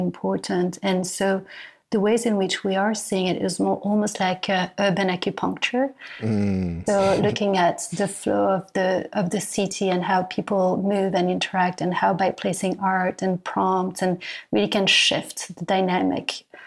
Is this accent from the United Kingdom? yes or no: no; France; moved away as an adult; now in New York, United States; I come from France and coming from France, I arrived in New York